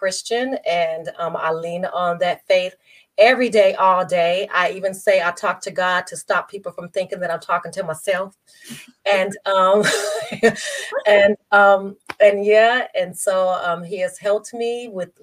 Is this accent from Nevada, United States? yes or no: yes; Las Vegas, Nevada, United States; born and raised in Las Vegas, Nevada